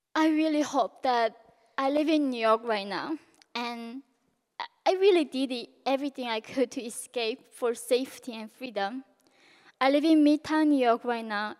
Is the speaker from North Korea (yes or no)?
yes; North Korea; now in United States; growing up in North Korea